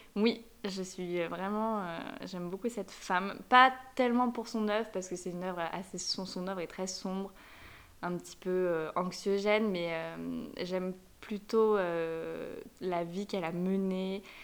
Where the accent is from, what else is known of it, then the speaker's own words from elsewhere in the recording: France; also born or lived in Madrid / Paris; J'adore la France, c'est mon pays, je suis française